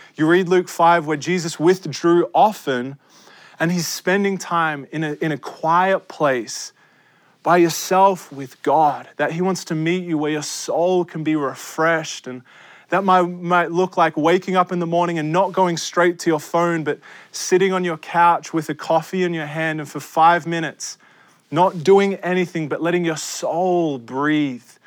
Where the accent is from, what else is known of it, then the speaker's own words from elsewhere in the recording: Australia; now in United States; I am an Australian. This is my, an Australian passport, and I love Australia. I live in your country, America.